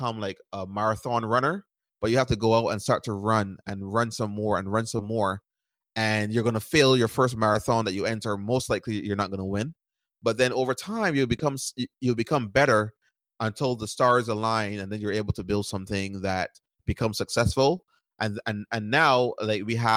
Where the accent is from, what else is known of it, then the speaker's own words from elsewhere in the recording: Barbados; moved away as an adult; now in United States; I grew up in Barbados, and I moved to the United States at 18 years old to go to college